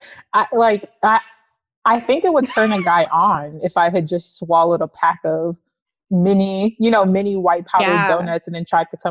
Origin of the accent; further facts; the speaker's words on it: Atlanta, Georgia, United States; I'm from Atlanta